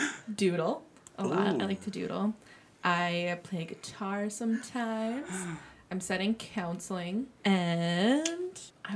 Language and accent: English; St. Cloud, Minnesota, United States; I am from St. Cloud, Minnesota. So an hour away.